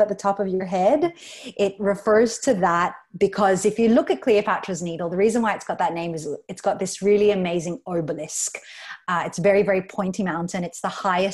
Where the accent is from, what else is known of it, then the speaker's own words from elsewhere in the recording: Australia; moved away as an adult; also born or lived in Philippines; now in Palawan, Philippines; I was born and raised in Australia and moved here to the Philippines about 7 years ago